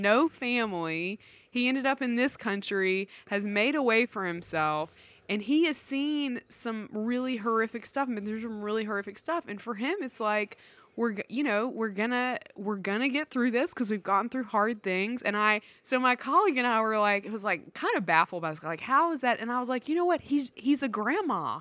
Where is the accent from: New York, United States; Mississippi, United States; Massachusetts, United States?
Mississippi, United States; I grew up in Mississippi